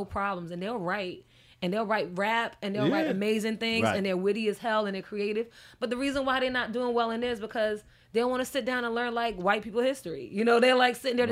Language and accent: English; New York, United States; I'm a New Yorker